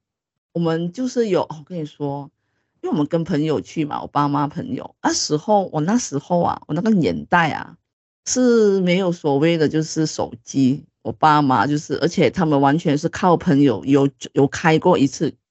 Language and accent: Chinese; Malaysia; 因为可能台湾的 boss 们可能不是很了解我们就是马来西亚的。